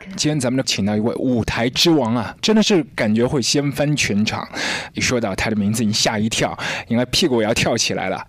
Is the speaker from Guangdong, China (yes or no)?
no; Shanghai, China; 在我们上海这里是九块八